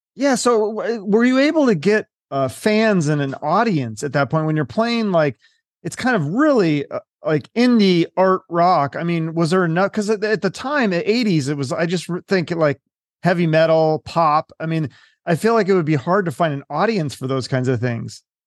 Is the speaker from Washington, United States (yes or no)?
yes; Issaquah, Washington, United States; I grew up in, uh, a little well it used to be like a little town called Issaquah